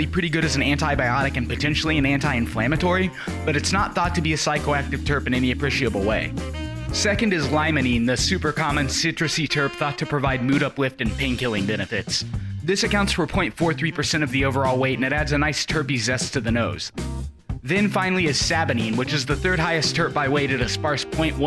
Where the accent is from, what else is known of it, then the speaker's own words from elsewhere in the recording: Indiana, United States; now in Lawton, United States; places like Indiana where I'm from